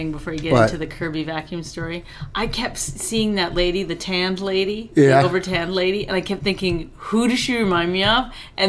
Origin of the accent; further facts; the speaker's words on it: Canada; I grew up in Canada. That's our national pastime.